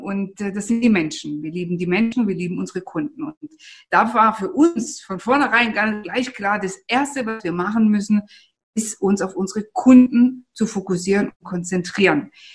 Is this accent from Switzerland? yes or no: no; Italy; moved away; wir sind ja Italiener